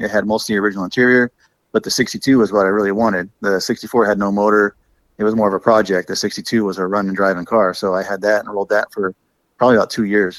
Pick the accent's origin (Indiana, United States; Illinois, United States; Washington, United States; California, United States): California, United States; Oh, yeah. Been here all my life.